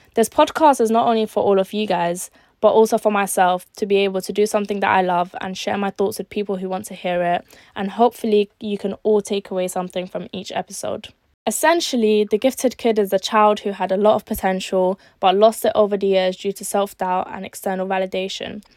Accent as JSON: {"language": "English", "region": "London", "country": "United Kingdom", "tie": "born or raised there", "also_born_or_lived": "Algeria", "said": "I was born in Algeria, but I was raised in East London for my whole life"}